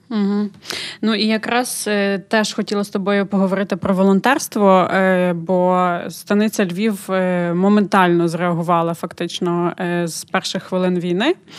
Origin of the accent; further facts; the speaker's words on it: Ukraine; Ми з України